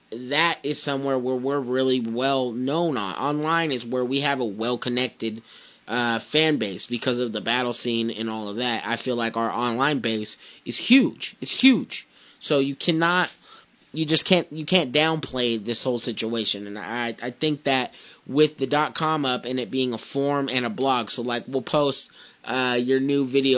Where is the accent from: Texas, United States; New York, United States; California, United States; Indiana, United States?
California, United States; Porterville; I'm not from Fresno, I'm from Porterville, but I'm from the Valley.